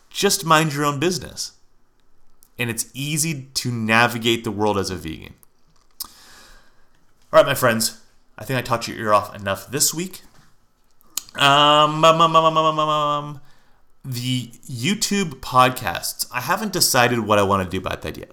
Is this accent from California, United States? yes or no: yes; Lafayette, California, United States; now in Phoenix, United States; my hometown of, La- hometown of Lafayette, California